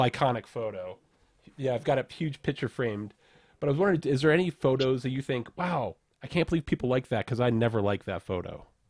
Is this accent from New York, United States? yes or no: yes; Rochester, New York, United States; I'm from upstate New York, uh, town called Rochester, which is the hometown of Kodak